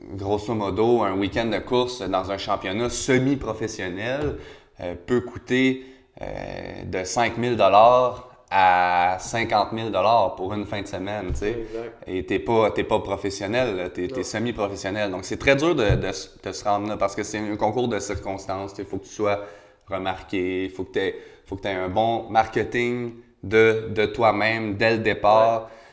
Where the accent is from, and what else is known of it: Quebec, Canada